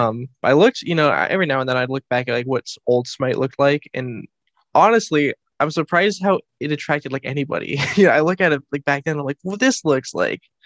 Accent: United States; I am an American person

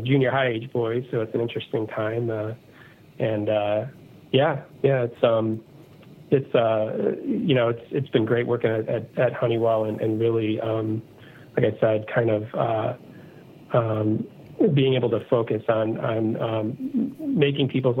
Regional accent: Chicago, Illinois, United States; I was born and raised in the Chicago area in Illinois in the U.S.

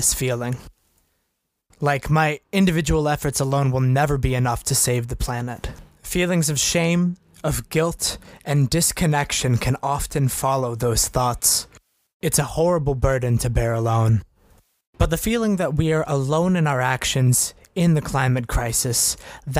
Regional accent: North Brookfield, Massachusetts, United States; In my hometown of North Brookfield

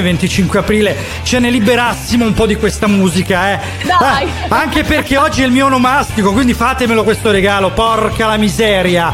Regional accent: Calabria, Italy

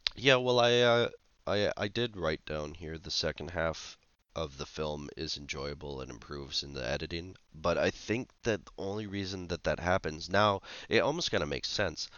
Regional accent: Canada

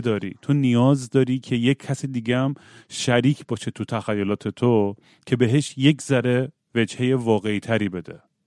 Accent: Iran; خودم موقع بچگی تو ایران که بودم

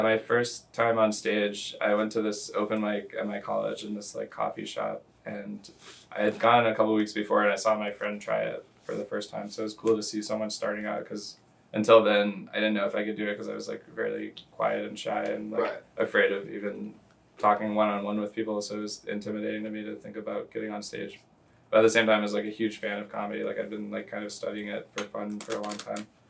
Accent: Louisville, Kentucky, United States; moved away as an adult; also born or lived in Pittsburgh, Pennsylvania / Beloit, Wisconsin; I am from Louisville, Kentucky originally. Born in Ooh. Pittsburgh, but grew up Louisville, Kentucky

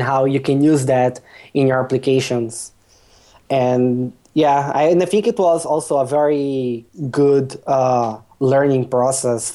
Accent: Brazil; English is a second language; now in Poland; I am Brazilian, but I currently live in Poland

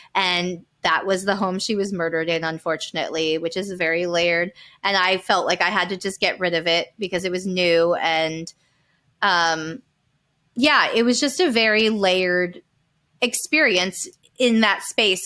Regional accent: Calabasas, California, United States; We grew up in Calabasas, California, like, land of Car-, the Kardashians.

